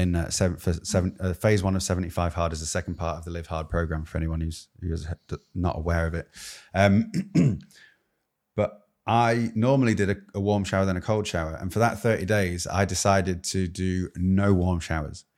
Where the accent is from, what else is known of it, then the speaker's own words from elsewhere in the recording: United Kingdom; As a Brit